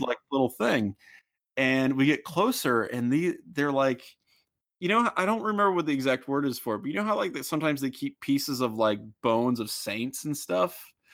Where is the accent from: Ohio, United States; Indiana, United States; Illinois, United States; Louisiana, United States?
Ohio, United States; I'm from Ohio